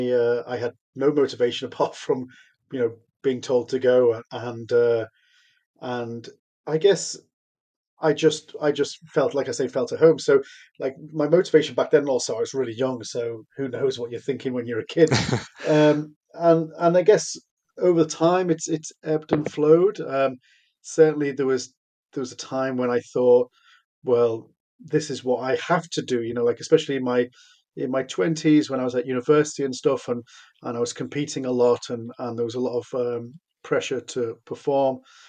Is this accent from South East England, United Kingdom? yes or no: no; Liverpool, North West England, United Kingdom; I grew up in Liverpool